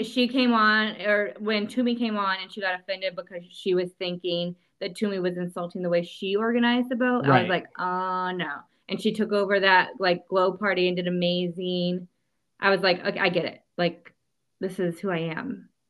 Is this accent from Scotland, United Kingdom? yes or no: no; Liverpool, North West England, United Kingdom; I'm from Liverpool.